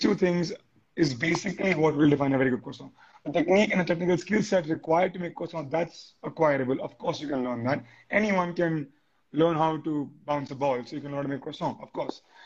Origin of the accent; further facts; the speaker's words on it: India; being an Indian